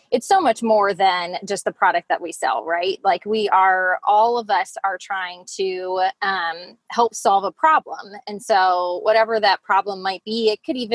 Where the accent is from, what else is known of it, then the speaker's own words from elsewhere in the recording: Lancaster, United States; You know, I uh, you know I'm I'm from Lancaster. I uh, I'm a mom of four.